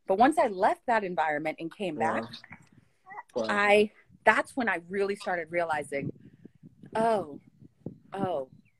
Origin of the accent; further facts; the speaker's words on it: Pleasanton, California, United States; moved away; I grew up in Pleasanton, California.